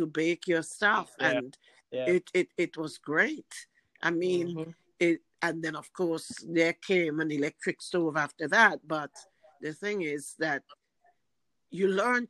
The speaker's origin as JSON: {"language": "English", "country": "St. Vincent & Grenadines", "tie": "born or raised there", "said": "Growing up in St. Vincent, making cushion covers, making all the curtains for the house"}